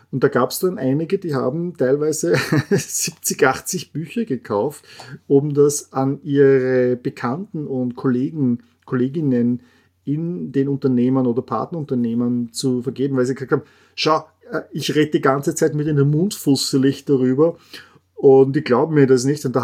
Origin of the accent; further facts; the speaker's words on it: Austria; Äh, ich als Österreicher sage auch Porsche Pierce sind eine österreichische Familie